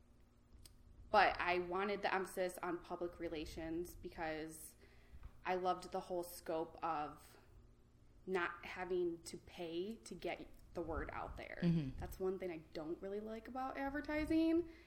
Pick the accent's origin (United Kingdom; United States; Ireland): United States; Grand Rapids, Michigan; also born or lived in Detroit; I'm from here, Grand Rapids.